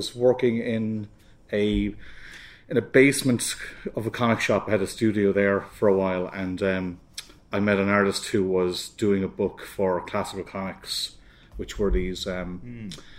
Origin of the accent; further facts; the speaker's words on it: Ireland; now in United Kingdom; as an Irish artist